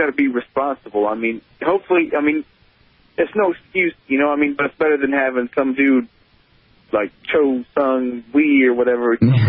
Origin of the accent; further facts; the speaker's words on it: Ohio, United States; now in Missouri, United States; I grew up in Ohio, man. I spent a lot of years back there.